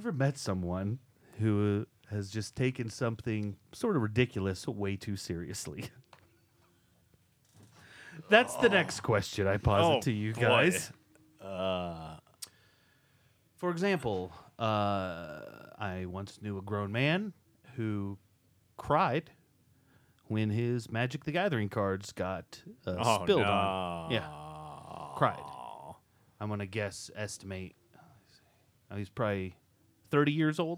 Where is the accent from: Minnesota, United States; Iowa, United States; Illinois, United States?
Iowa, United States; I'm from Iowa